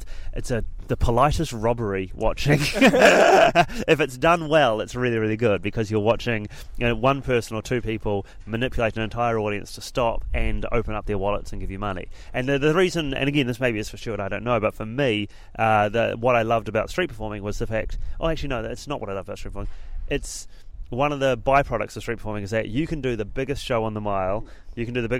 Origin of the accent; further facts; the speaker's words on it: Christchurch, Canterbury, New Zealand; moved away as an adult; also born or lived in Auckland / London; moved away from Auckland, back to my hometown Christchurch